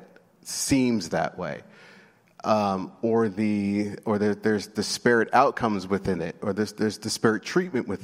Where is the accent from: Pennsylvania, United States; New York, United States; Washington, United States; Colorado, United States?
New York, United States; New York City; I grew up in New York City